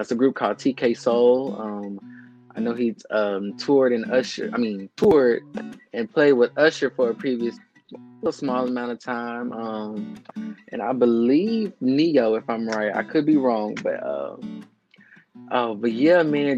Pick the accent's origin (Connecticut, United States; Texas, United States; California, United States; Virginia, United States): Texas, United States; also born or lived in Jackson, Mississippi; I moved here to Texas about the age of 6.